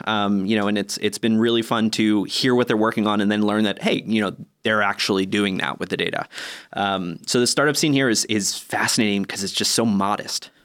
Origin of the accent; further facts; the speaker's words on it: Northeast US, United States; moved away as an adult; also born or lived in Boston / New York / San Francisco, California; now in Helsinki, Finland; I grew up in the Northeast of the U S, in Boston, um, in New York